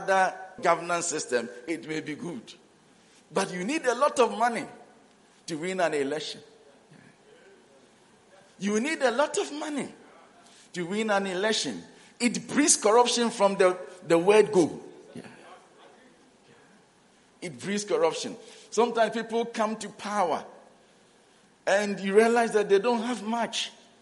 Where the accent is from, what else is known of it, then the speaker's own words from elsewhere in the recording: Ghana; also born or lived in South Africa; we are from Ghana